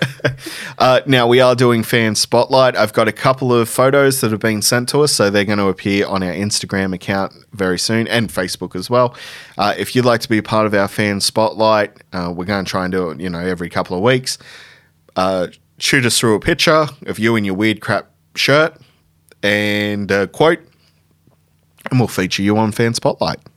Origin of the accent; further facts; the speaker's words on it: Tumut, New South Wales, Australia; my hometown in Tumut.